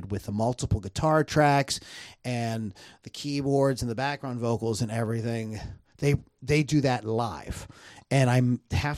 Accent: Canonsburg, Pennsylvania, United States; I'm from Cannonsburg.

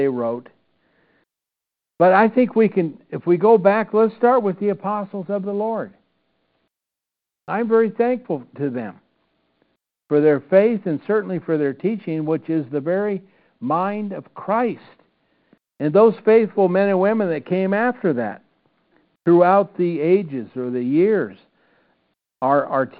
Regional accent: Iowa, United States; growing up in Iowa

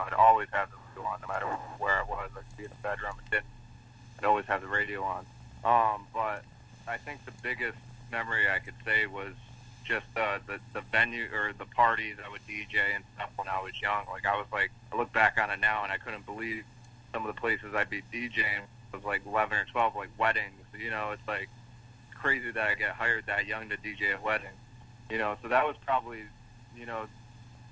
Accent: Northwest Corner, Connecticut, United States; now in upstate New York, United States; I'm from Northwest Corner, Connecticut. That's where I grew up. Now I'm located in upstate New York.

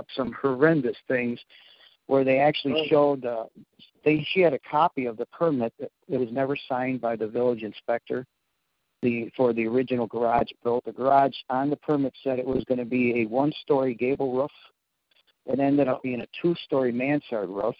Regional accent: Chicago, Illinois, United States; we're from Chicago

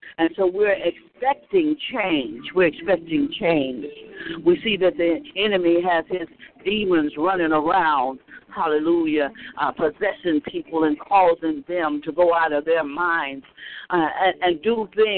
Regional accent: the South, United States; when we were growing up in the South

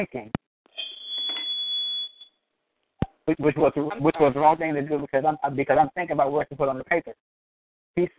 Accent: New York City, New York, United States; now in Norfolk, United States; I'm from Brooklyn, New York, but I currently reside in Norfolk, Virginia

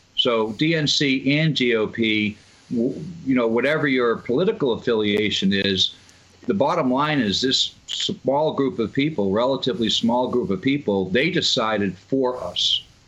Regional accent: Massachusetts, United States; moved away; I'm from Massachusetts originally

